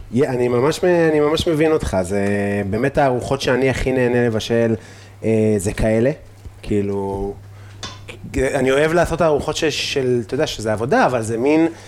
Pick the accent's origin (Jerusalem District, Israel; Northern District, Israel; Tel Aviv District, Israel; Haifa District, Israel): Northern District, Israel; Afula; אני מעפולה